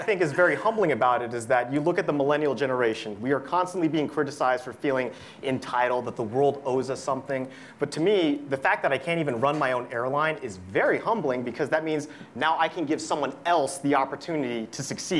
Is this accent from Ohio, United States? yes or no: yes; Cincinnati, Ohio, United States; Cincinnati, Ohio